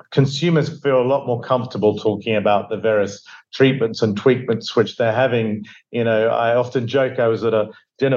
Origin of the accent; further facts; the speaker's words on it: Devon, South West England, United Kingdom; moved away; I grew up in England, Devon, in England, to be exact, in a small fishing village